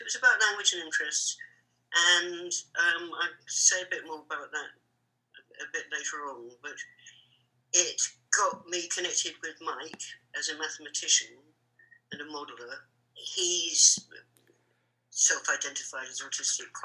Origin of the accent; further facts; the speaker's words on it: London, United Kingdom; I grew up in Hampstead